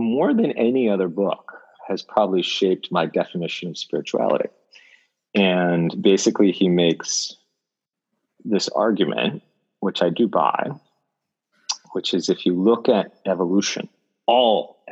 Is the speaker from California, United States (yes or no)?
yes; Bay Area, California, United States; moved away as an adult; now in Bangalore, India; I was born in America, in California. I basically grew up all over the Bay Area